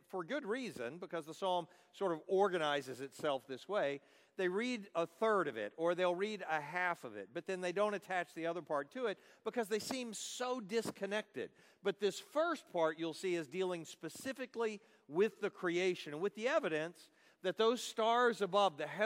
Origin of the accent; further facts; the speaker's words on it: Dallas, Texas, United States; I'm from Dallas. I live in Dallas, Texas